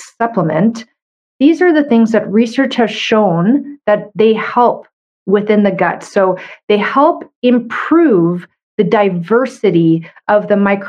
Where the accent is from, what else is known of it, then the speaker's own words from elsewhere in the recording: Canada; I'm a Canadian medical doctor